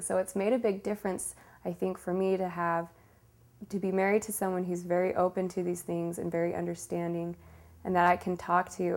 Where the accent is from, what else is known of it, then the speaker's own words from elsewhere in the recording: Sandy, Utah, United States; I grew up in Sandy, Utah